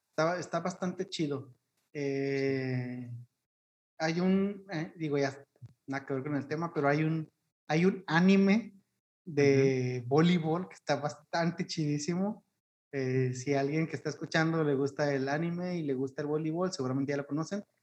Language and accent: Spanish; Mexico; como mexicanos somos muy apasionados en todo